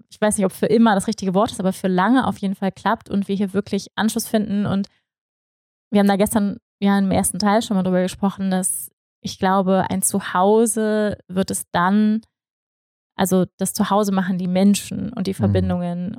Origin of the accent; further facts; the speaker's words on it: Germany; moved away; als Deutsche, auch ich